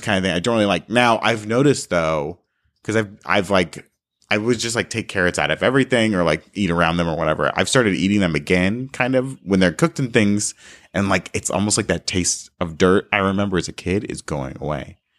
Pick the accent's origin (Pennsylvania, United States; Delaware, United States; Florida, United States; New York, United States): Florida, United States; South; now in California, United States; I grew up in South Florida